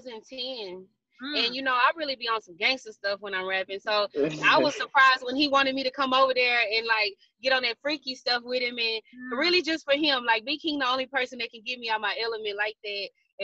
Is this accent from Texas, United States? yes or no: yes; Houston, Texas, United States; I'm from Houston.